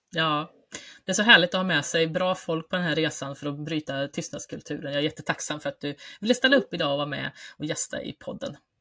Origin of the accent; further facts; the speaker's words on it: Värmland, Sweden; som värmlänning i grunden